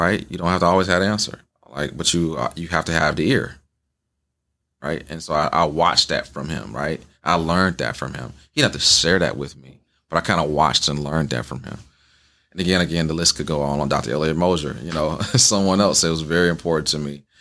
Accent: the South, United States; now in Wisconsin, United States; I grew up in the South

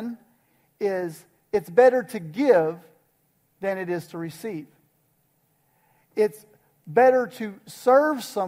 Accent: United States; I'm an American. That's where I'm from.

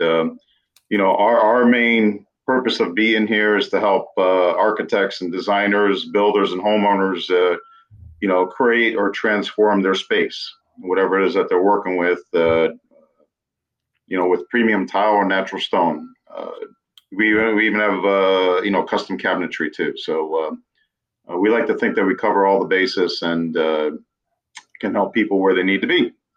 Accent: New England, United States; moved away as an adult; also born or lived in western United States; I grew up in New England, lived out west for 15 years after

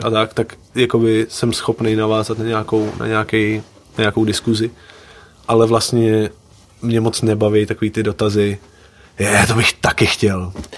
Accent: Liberec, Liberec Region, Czechia; born or raised there; also born or lived in Slovakia

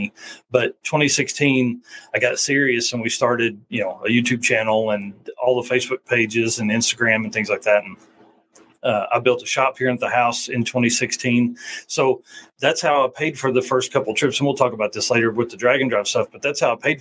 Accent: Northeast Arkansas, United States; I grew up in Northeast Arkansas

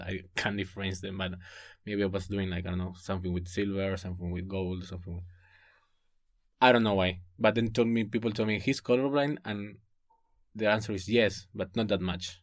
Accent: Buenos Aires, Argentina; moved away as an adult; I'm from Buenos Aires

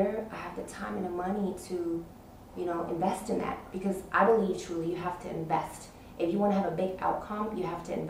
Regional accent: New York City, New York, United States; moved away as an adult; now in Abu Dhabi, United Arab Emirates; I'm from New York City, Washington Heights, Manhattan, Uptown, Harlem.

